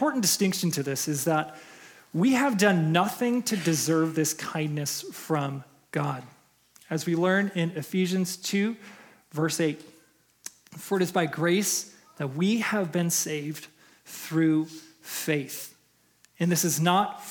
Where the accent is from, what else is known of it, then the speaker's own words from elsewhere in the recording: Chicago, Illinois, United States; moved away as an adult; now in Minnesota, United States; I'm from Chicago. I was born and raised in Chicago.